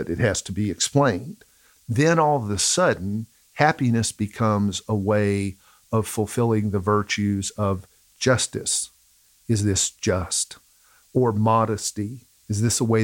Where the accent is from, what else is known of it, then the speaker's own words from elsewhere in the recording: the South, United States; we're from the South. Unfortunately, we're from the South. I grew up around people for whom happiness was attached to the almighty dollar